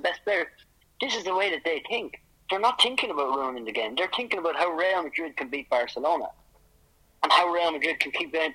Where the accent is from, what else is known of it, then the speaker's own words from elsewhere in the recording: Ireland; moved away as an adult; now in Spain; I grew up in Ireland